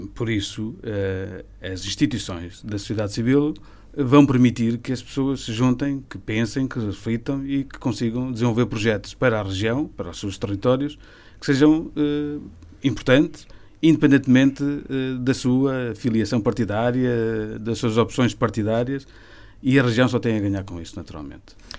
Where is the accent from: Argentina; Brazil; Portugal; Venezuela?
Portugal; Tarouca, Norte; eu sou de uma aldeia do Conselho de Tarouca que praticamente não tem pessoas